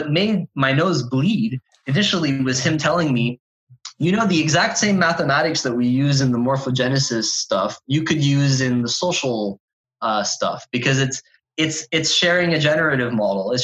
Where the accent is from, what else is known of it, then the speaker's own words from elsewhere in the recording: Canada; I'm a Canadian